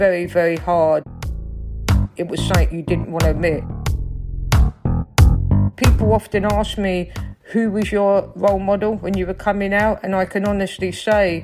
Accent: London, United Kingdom; accent: Cockney; I grew up in South London, in Stockwell, on a council estate.

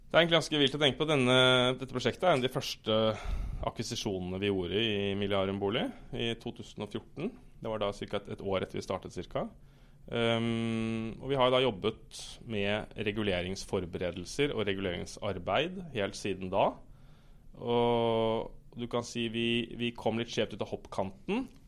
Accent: Oslo, Norway; jeg er fra Oslo

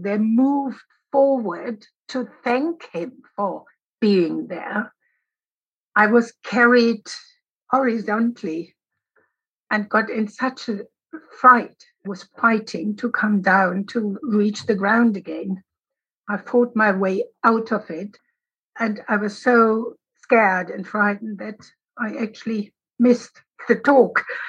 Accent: Berlin, Germany; growing up in West Berlin

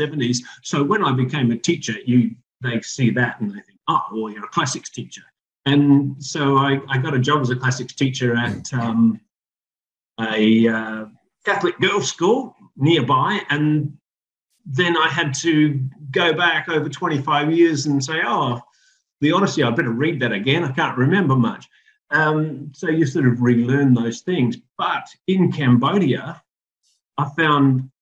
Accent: Adelaide, South Australia, Australia; I'm sitting here in Mile End, Adelaide, South Australia right now.

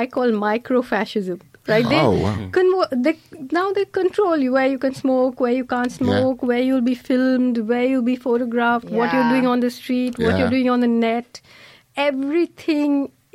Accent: Kerala, India; I grew up in Kerala

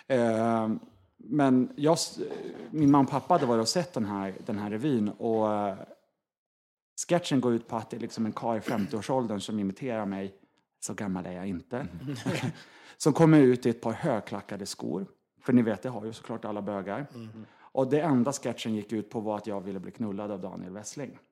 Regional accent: Norrland inland, Sweden; jag är uppvuxen i Norrlands inland

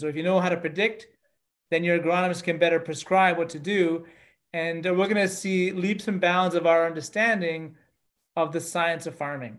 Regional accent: Canada; I'm Canadian, and uh, I grew up on farms uh, throughout my childhood

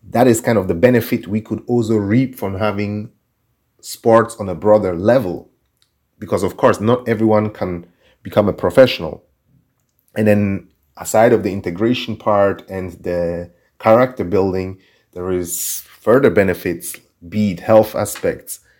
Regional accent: Switzerland; also born or lived in Turkey / Guinea-Bissau; I was born in Turkey, lived in Guinea-Bissau, and then when I was seven years old, we moved to Switzerland.

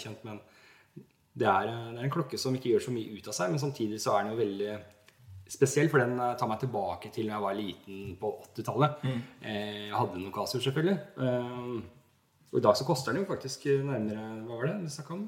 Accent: Norway; jeg er fra Norge

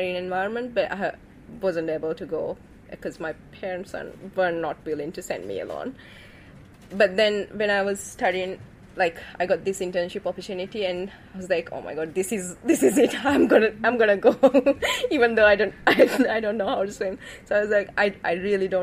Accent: Maldives; I'm from Maldives

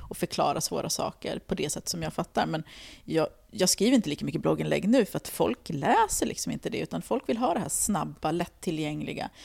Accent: Stockholm, Stockholm County, Sweden; jag kommer från Tensta och jag växte upp med en fattig mamma

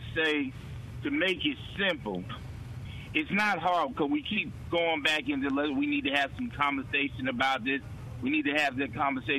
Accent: New York, United States; now in Mississippi, United States; I grew up in New York

